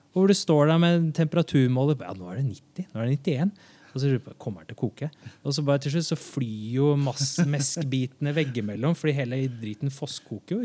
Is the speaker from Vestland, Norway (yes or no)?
no; Oslo, Norway; jeg kommer fra Haugerud i Oslo, og ja, det var vel en av de, de første som hadde liksom, mer enn en fem utlendinger i klassen